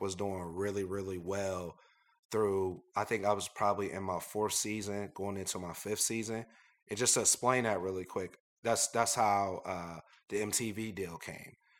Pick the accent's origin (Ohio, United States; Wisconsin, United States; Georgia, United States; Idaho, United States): Ohio, United States; Columbus; also born or lived in Philadelphia, Pennsylvania; we're from Philadelphia. My parents were from north side of Philadelphia. Uh, we moved to Columbus, Ohio. Um, I went to Brookhaven High School